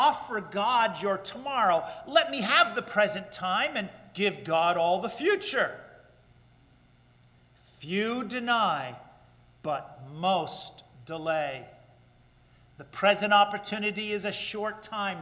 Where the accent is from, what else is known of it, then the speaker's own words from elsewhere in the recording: Paterson, New Jersey, United States; my hometown of Paterson, New Jersey